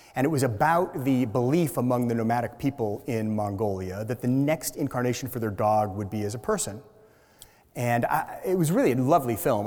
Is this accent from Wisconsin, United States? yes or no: no; Seattle, Washington, United States; moved away as an adult; also born or lived in New York City; I grew up in Seattle